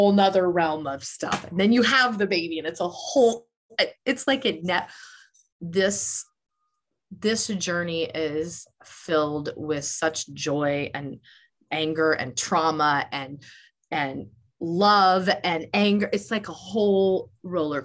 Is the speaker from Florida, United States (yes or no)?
no; Des Moines, Iowa, United States; moved away; I'm from Des Moines, Iowa originally.